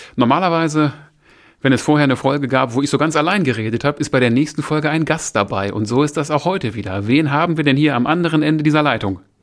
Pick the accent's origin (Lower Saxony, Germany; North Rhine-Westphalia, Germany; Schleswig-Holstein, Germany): North Rhine-Westphalia, Germany; Essen; now in Moers, Germany; ich bin oh. in Essen geboren, habe da auch jahrzehntelang gelebt. Mittlerweile residiere ich in Mörs